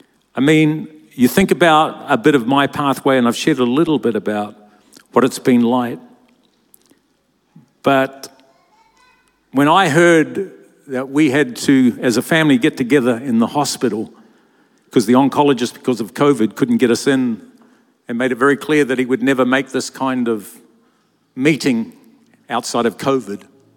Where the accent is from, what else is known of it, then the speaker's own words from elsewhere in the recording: Lower Hutt, Wellington, New Zealand; I grew up in Lower Hutt, New Zealand. It was a very small town where we literally had nothing. I was one of eight children.